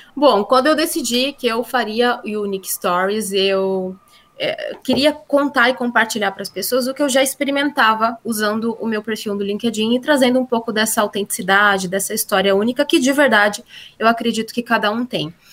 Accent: Brazil; accent: interior accent (sotaque do interior); O meu sotaque do interior

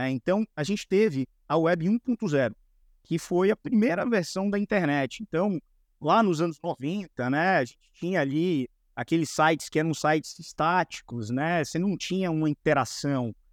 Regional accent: Bahia, Brazil; now in São Paulo, Brazil; Eu sou, eu sou da Bahia. É Mas já faz tempo. O sotaque já, ficou para trás, pô.

